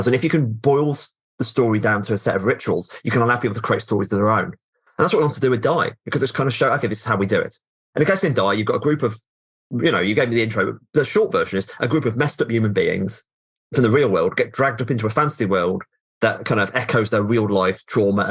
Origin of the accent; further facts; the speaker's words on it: United Kingdom; I'm aggressively British